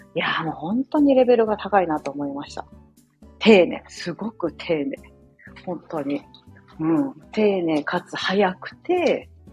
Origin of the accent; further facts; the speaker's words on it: Osaka, Japan; moved away as an adult; now in United States; 私地元は大阪なので、大阪に基本的に滞在してるんですけど